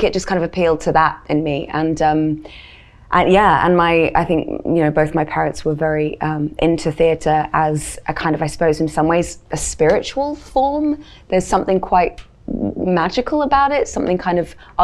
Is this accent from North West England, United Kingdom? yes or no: no; London, United Kingdom; also born or lived in Kansas City, Missouri, United States; when I come back to school in September in London, of course, I'd have a little bit of an American twang because I'd be in the States where my dad's from